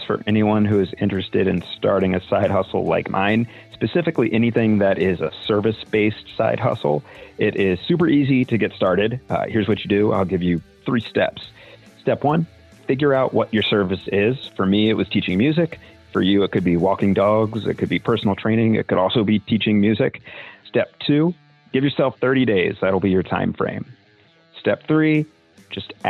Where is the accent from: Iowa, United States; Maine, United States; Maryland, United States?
Maryland, United States; Annapolis; I'm from Annapolis, Maryland, and I own Severn River Music